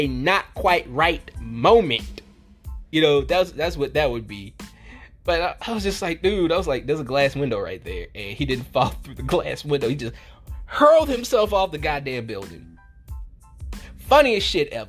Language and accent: English; the South, United States; I'm from the South